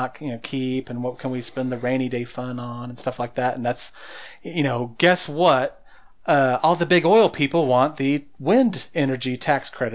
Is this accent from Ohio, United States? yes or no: no; Guymon, Oklahoma, United States; moved away; I'm from Guymon originally.